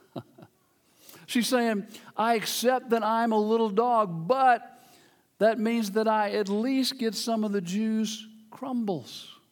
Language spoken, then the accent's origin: English; Memphis, Tennessee, United States; moved away as an adult; The church I grew up in in Memphis, Tennessee, uh, that was, I was, where I was born